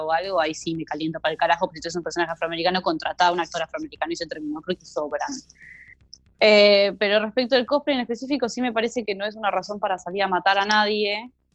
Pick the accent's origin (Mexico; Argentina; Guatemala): Argentina; a los argentinos